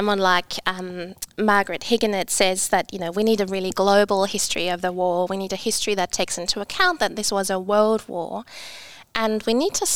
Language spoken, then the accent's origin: English; East Germany, Germany; moved away; also born or lived in England; I grew up in East Germany